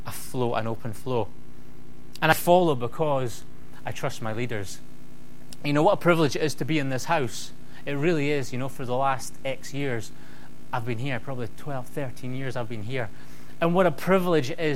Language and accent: English; United Kingdom; I'm British